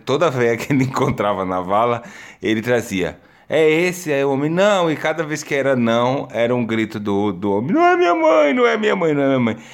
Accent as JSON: {"language": "Portuguese", "country": "Brazil", "moved": "yes", "lives_now": "Portugal", "said": "eu sou brasileiro"}